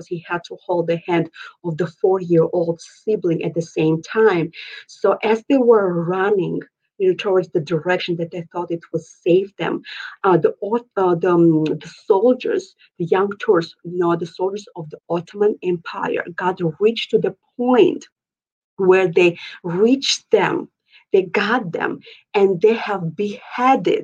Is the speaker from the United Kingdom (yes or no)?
no; Georgia; now in Minneapolis, United States; Originally, I am from the Republic of Georgia, which is like former USSR. I moved here 18 years ago and reside right now at this moment in Minneapolis, Minnesota.